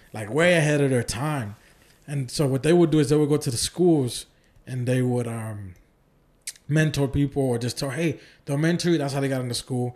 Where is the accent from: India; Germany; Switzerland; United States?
United States; Oakland, California; moved away as an adult; also born or lived in Santa Ana, California; now in Houston, United States; I was weeks old when I moved up there and I was raised in Oakland my whole life. And I moved to Houston twenty thirteen